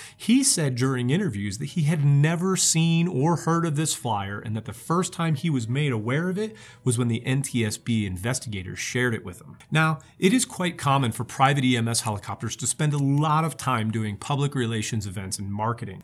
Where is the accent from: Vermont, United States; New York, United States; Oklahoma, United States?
Oklahoma, United States; here in my home state of Oklahoma